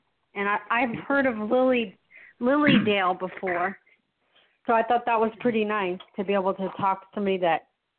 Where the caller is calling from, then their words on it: St. Petersburg, Florida, United States; I'm in Florida.